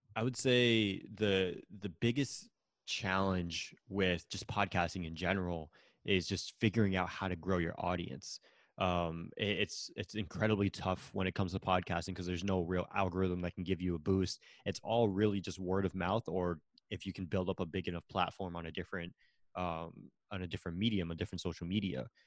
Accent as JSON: {"language": "English", "region": "Connecticut", "country": "United States", "also_born_or_lived": "Florida", "moved": "as an adult", "said": "I'm originally from Connecticut"}